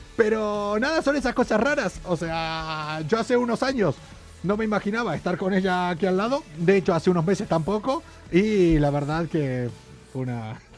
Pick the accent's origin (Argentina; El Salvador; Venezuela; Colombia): Argentina; now in Spain; Fina Grosso y yo hacemos un programa desde España, si bien somos dos argentinos